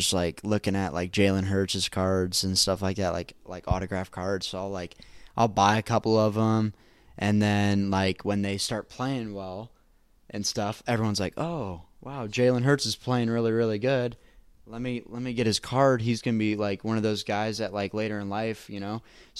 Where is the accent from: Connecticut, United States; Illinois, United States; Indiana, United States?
Indiana, United States; I'm from Indiana.